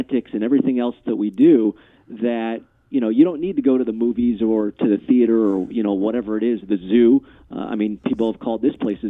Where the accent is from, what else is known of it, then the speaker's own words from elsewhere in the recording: California, United States; also born or lived in Fort Myers; now in Minnesota, United States; so I'm originally from Southern California, but Minnesota is the fifth state I've lived in, and I moved here from Fort Myers, you know, 11 years ago